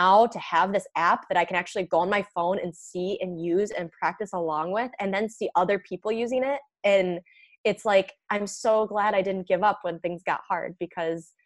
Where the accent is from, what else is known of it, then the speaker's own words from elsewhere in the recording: Michigan, United States; I'm from Michigan